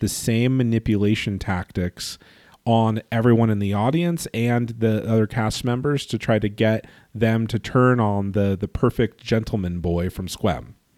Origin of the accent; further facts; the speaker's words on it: California, United States; growing up in California